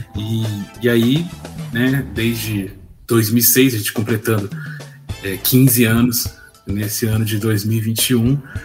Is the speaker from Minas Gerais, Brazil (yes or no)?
yes; Ouro Preto, Minas Gerais, Brazil; eu sou natural de Ouro Preto